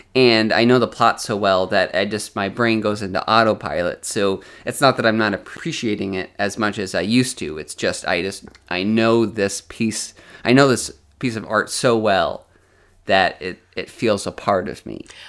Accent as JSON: {"language": "English", "town": "Westfield", "region": "Massachusetts", "country": "United States", "tie": "born or raised there", "said": "I grew up in Westfield, Massachusetts, which is a suburb of Springfield, Massachusetts"}